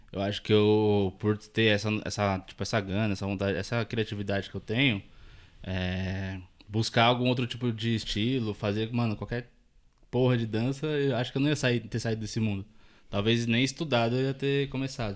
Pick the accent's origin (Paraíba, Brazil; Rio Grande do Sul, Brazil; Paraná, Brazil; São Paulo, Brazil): São Paulo, Brazil; Taboão da Serra; Eu sou tabuanense desde quando nasci